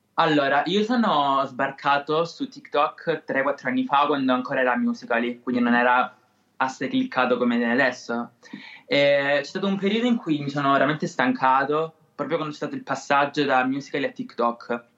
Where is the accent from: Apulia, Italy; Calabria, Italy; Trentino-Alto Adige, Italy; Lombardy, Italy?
Calabria, Italy; Siderno; accent: Calabrian; Sono di Siderno, in provincia di Reggio Calabria